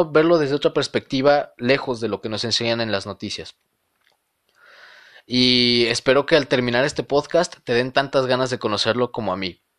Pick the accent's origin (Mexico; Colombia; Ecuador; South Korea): Mexico